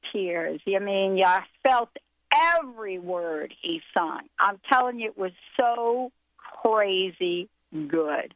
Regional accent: New Jersey, United States; moved away; Linda and I grew up together in New Jersey

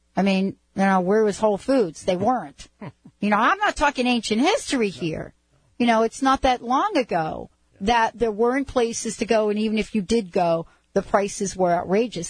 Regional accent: East Coast, United States; moved away as an adult; also born or lived in California; I was from the East Coast

